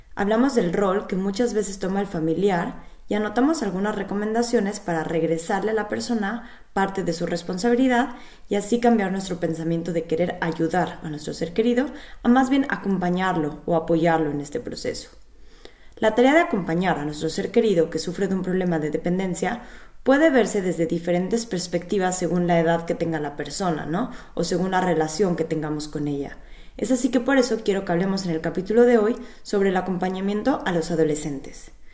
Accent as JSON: {"language": "Spanish", "country": "Mexico", "moved": "yes", "lives_now": "Berlin, Germany", "said": "soy psicóloga clínica de origen mexicano"}